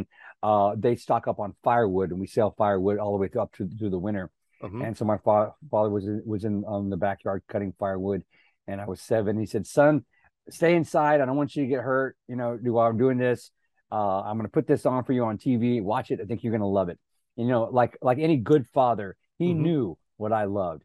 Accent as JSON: {"language": "English", "town": "San Antonio", "region": "Texas", "country": "United States", "tie": "born or raised there", "moved": "as an adult", "lives_now": "Los Angeles, United States", "said": "a quarter of a mile from our house growing up in South Texas."}